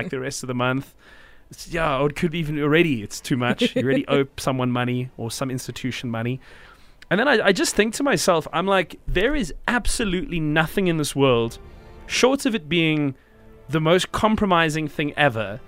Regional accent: South Africa; as South African people

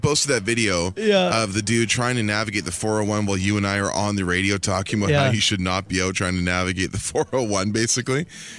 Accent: Ontario, Canada; I grew up in Northern Ontario, and this is for sure one of the craziest storms I've seen in 35 years.

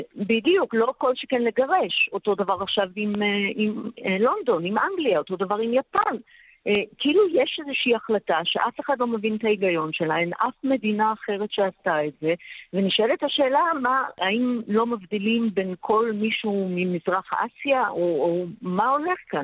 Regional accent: Israel; now in Shanghai, China; אנחנו ישראלים רבים, היו, היינו 700 uh, אה, איש uh, ישראלים. בשנגחאי

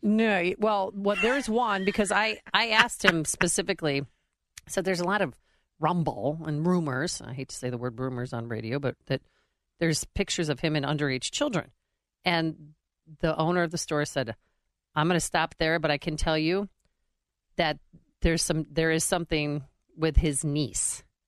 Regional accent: Chicago, Illinois, United States; I'm from Chicago

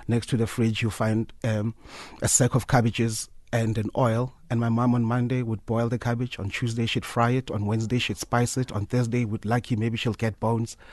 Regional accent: Soweto, Gauteng, South Africa; I'm from Soweto, Korokville

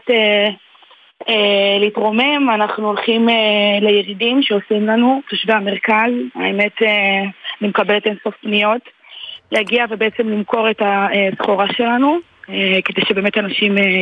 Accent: Givolim, Southern District, Israel; אני ממושב גבעולים, בלעד נתיבות.

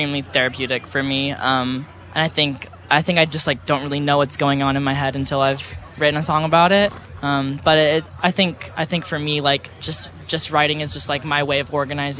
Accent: Texas, United States; I grew up in Texas

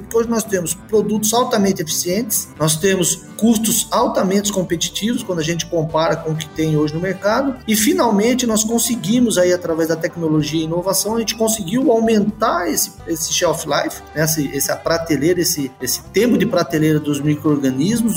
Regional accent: Botucatu, São Paulo, Brazil; sou natural de, de Botucatu, né? uma cidade do interior de São Paulo

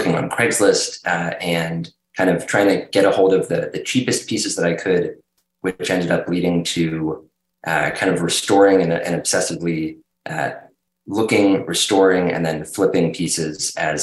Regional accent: Hershey, Pennsylvania, United States; So I grew up in Hershey, and my parents had grown up first on chicken farm, my dad, but then in Miami Beach.

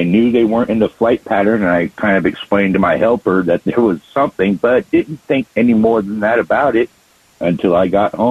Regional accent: Phoenix, Arizona, United States; I've lived here all my life.

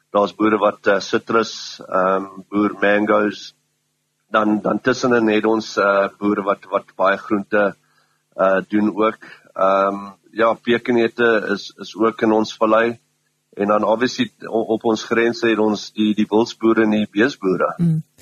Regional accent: Pongola, KwaZulu-Natal, South Africa; die res van ons is is uit Pomola uit

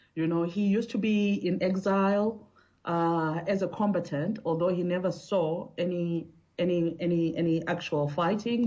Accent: South Africa; I'm South African

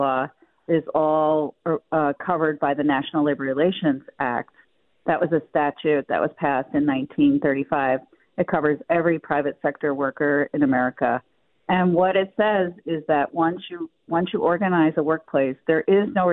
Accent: Buffalo, New York, United States; We come from Buffalo

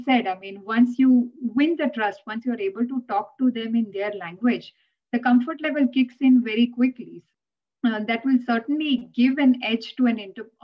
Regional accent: India; English is a second language; moved away; us growing up in India or speaking a language like Gujarati

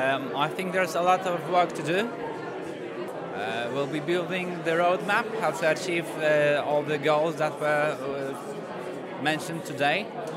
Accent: Poland; I'm from Poland.

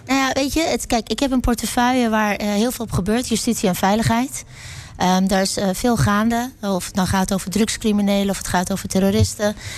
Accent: Netherlands; ik ben een Nederlander

